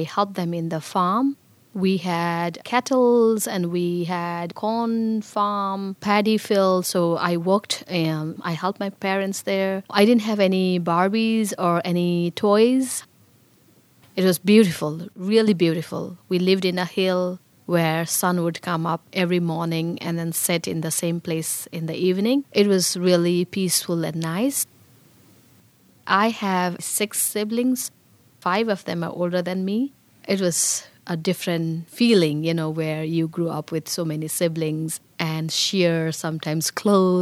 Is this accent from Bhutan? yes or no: yes; Bhutan; moved away as an adult; also born or lived in Nepal; now in Pittsburgh, United States; I was born in Bhutan